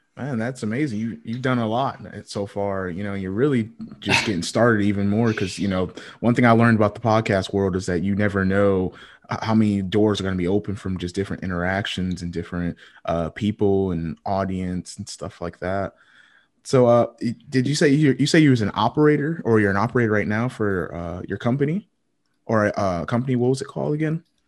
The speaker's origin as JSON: {"language": "English", "region": "Connecticut", "country": "United States", "tie": "born or raised there", "moved": "yes", "lives_now": "Fayetteville, United States", "said": "I was born in Connecticut"}